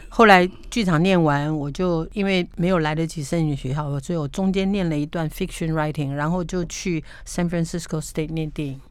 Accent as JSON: {"language": "Chinese", "country": "Taiwan", "tie": "born or raised there", "said": "我觉得那个年代在台湾长大"}